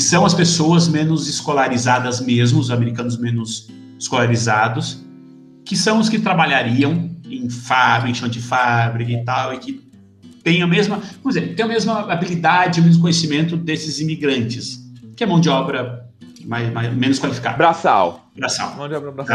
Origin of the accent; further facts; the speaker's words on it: Brazil; also born or lived in United States; now in Portugal; Eu sou brasileiro.